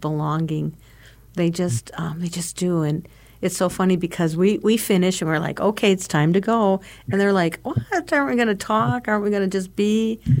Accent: LaSalle, Illinois, United States; I come from LaSalle, Illinois, uh, St. Hyacinth's Parish in LaSalle, Illinois

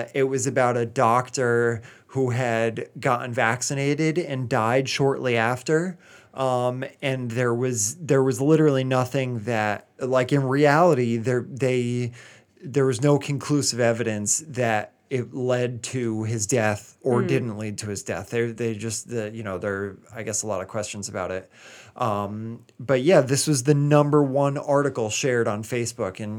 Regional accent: Rhode Island, United States; moved away; my home state of Rhode Island. My family is all like with or without power.

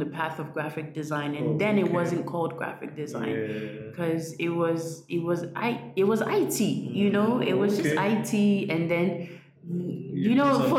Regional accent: Ghana; also born or lived in Ivory Coast; I'm half Ghanaian, half Ivorian.

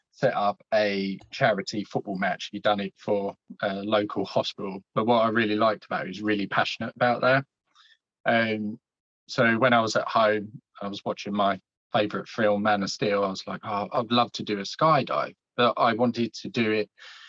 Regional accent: Essex, East of England, United Kingdom; also born or lived in Scotland; So originally I was born in Scotland, but my dad got a job down here when I was 6 months old. So I've been living in Essex pretty much all my life.

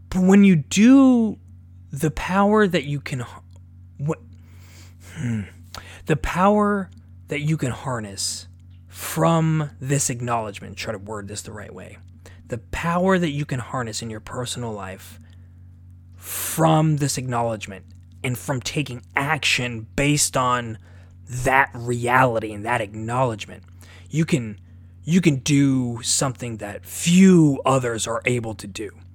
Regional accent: Omaha, Nebraska, United States; I'm from Omaha, Nebraska.

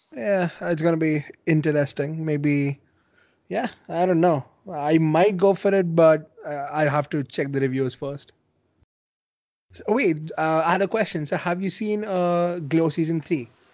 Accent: India; I mean as an Indian

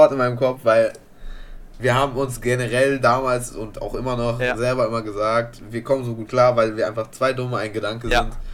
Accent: Italy; Bruder, ich bin Italiener, was soll ich dir sagen?

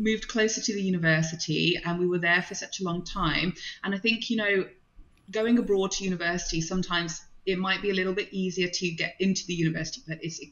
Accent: Birmingham, West Midlands, United Kingdom; English is a second language; also born or lived in London / India / Prague; I grew up in and around Birmingham, multicultural

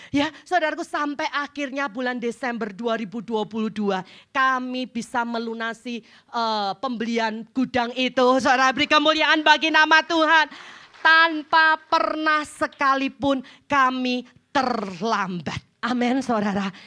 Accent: Jepara, Central Java, Indonesia; Saya pulang ke kampung saya, ke Jepara.

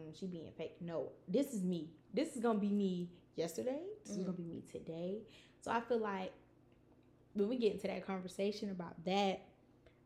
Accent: Savannah, Georgia, United States; because I'm Southern. Yeah. Like, when people ask me, like, where are you from? I really automatically always say Atlanta. Mm-hmm. Because explaining where I'm from, Savannah

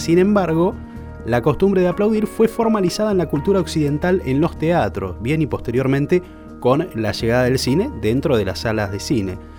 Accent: Argentina; also born or lived in Puerto Madryn; Somos los argentinos

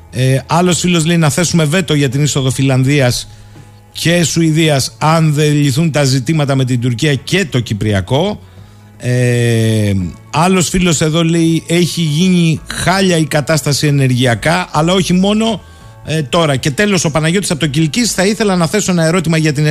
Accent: Alexandroupoli, Eastern Macedonia and Thrace, Greece; την Τρίτη που έρχεται ο Πρωθυπουργό εδώ στην πατρίδα μου, την Αλεξανδρούπολη

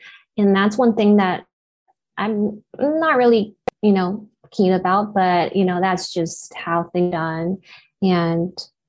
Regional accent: Japan; first language Japanese; English is a second language; moved away; My first language is Japanese, but I always feel like I had to, you know, catch up with my English.

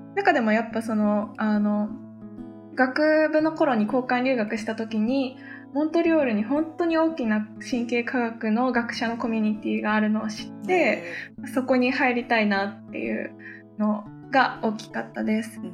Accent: Kyoto, Japan; moved away as an adult; now in Montreal, Canada; 私は京都出身で京都大学に通っていて

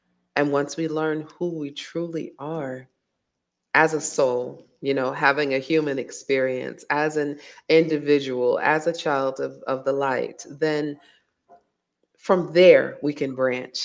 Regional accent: Virginia, United States; moved away as an adult; now in Dakar, Senegal; I was a child growing up in Virginia

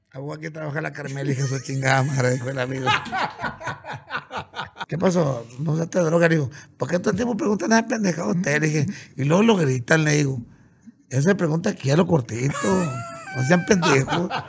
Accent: Coyotitán, Sinaloa, Mexico; also born or lived in Culiacán, Sinaloa / Mazatlán, Sinaloa; now in Ciudad Obregón, Mexico; nací en Culiacán. Nací en Culiacán, pero mi jefa, como que a, las, como que a los 5 o 6 días, la corrió mi abuela allá de la casa, yo creo, y nos fuimos para el rancho. El ombligo está en mi pueblito, está en Sinaloa

